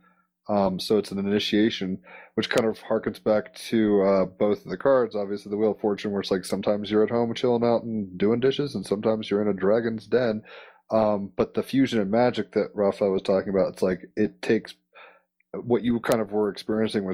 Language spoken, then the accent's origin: English; United States; as an American